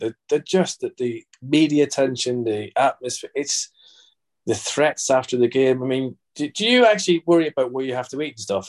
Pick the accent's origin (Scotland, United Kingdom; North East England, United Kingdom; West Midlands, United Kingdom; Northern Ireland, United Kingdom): Northern Ireland, United Kingdom; Belfast; I grew up in Belfast